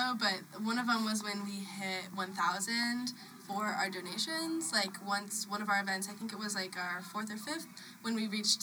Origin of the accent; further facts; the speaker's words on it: Chicago, Illinois, United States; we're all from Chicago